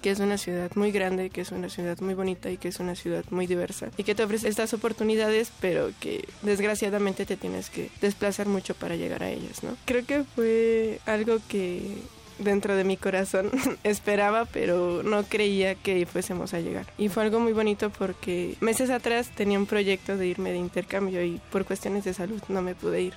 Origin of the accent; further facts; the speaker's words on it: State of Mexico, Mexico; also born or lived in Tlatelolco, Mexico City; Yo nací en el Distrito Federal, pero toda mi vida he estado en el Estado de México.